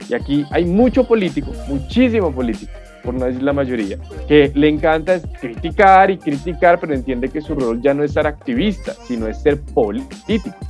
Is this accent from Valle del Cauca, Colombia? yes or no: no; Bogotá, Colombia; soy orgullosamente bogotano, con familia de otros lugares del país como el Quindío, el Tolima, el Huila